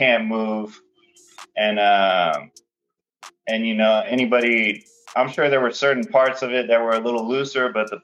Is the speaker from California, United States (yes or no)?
no; Houston, Texas, United States; I'm from Houston, Texas